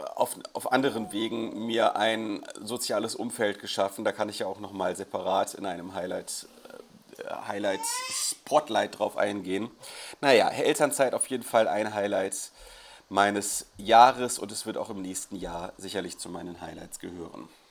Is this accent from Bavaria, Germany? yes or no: no; Krefeld, North Rhine-Westphalia, Germany; meiner Heimatstadt Krefeld